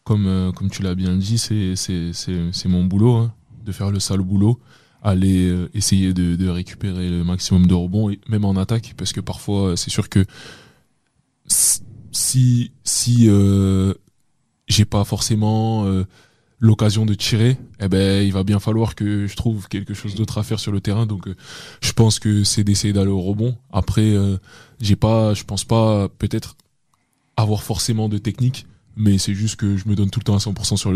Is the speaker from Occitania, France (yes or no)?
no; Paris, Île-de-France, France; quand j'ai grandi sur Paris, j'ai commencé à faire du football, c'est un peu le sport populaire.